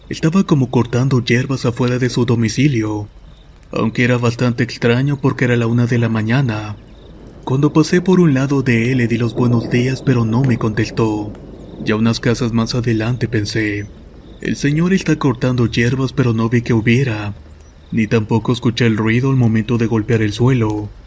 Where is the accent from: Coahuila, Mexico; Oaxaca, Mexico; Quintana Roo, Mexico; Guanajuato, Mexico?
Coahuila, Mexico; Saltillo; Soy originario de Saltillo, Coahuila y estas son cuatro historias.